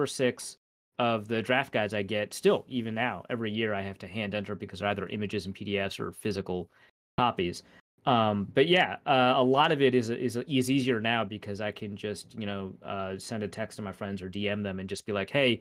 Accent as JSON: {"language": "English", "region": "Minnesota", "country": "United States", "said": "I'm Minnesotan"}